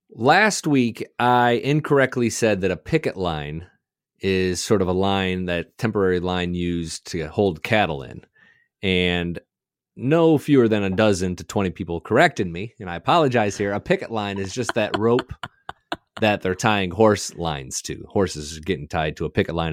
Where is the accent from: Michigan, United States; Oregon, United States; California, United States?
Michigan, United States; Southwest; I spent a lot of time in Southwest Michigan